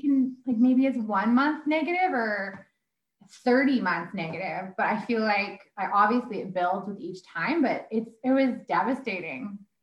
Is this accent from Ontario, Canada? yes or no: no; Sherwood Park, Alberta, Canada; moved away as an adult; also born or lived in Vancouver; I was raised in Sherwood Park